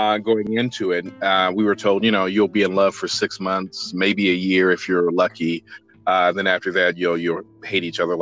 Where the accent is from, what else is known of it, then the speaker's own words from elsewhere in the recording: Midwest, United States; moved away; I'm originally from the Midwest